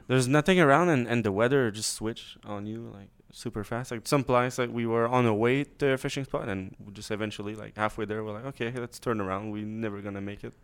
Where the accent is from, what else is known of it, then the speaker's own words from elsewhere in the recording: Quebec, Canada; moved away; I grew up in Quebec